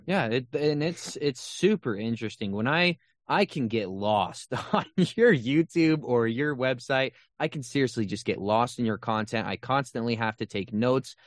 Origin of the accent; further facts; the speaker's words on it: Utah, United States; I was raised in Utah.